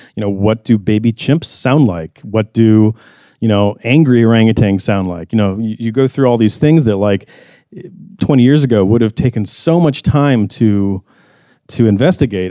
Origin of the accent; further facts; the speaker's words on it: the South, United States; growing up in the South